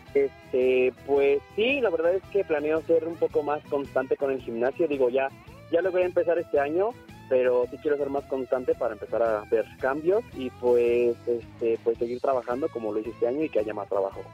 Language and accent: Spanish; Naucalpan, State of Mexico, Mexico; no soy regio, soy de aquí, de, de, bueno, soy del estado de Naucalpan